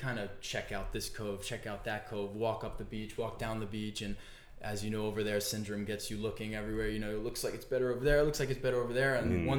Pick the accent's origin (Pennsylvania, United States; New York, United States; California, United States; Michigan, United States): New York, United States; Amityville; born or raised there